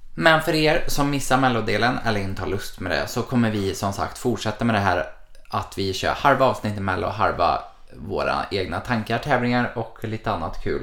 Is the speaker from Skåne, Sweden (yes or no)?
yes; Malmö, Skåne, Sweden; Jag har ju varit hemma i Malmö hela januari